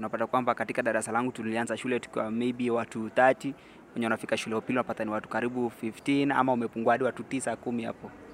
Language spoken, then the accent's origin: Swahili; Narok County, Kenya; nimetoka kaunti ya Narok